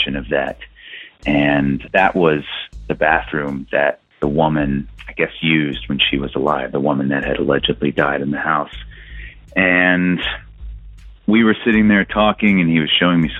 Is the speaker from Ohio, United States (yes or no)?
no; Texas, United States; I'm from Texas